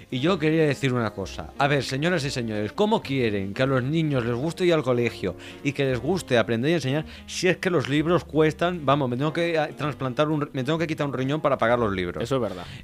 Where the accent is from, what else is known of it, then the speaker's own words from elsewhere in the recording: Russia; Spanish is a second language; como ruso yo creo que es verdad que es un tema de política muy, eh, ¿cómo decirlo?, delicado